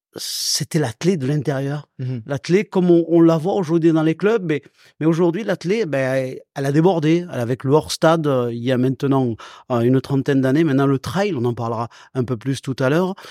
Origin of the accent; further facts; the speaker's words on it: Salon-de-Provence, Provence-Alpes-Côte d'Azur, France; also born or lived in Pélissanne; j'ai grandi du côté de Salon de Provence